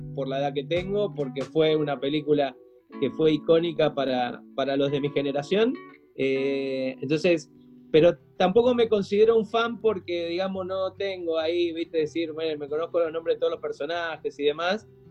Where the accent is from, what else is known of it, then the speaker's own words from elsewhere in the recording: Mendoza, Argentina; also born or lived in Buenos Aires; yo me crié prácticamente en Mendoza